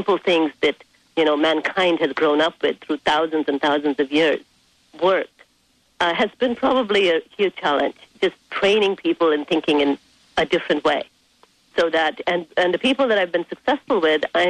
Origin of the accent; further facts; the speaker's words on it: India; moved away as an adult; now in United States; I was raised in India for 17 years of my life